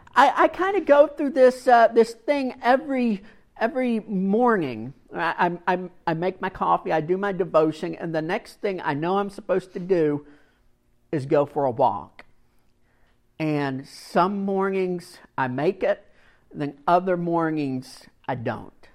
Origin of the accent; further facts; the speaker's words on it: Kentucky, United States; I grew up in Kentucky